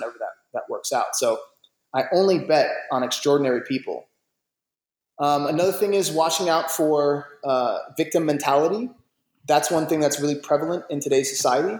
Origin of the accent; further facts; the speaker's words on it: Jersey City, New Jersey, United States; also born or lived in New York; I was raised in New York, I was raised in Jersey City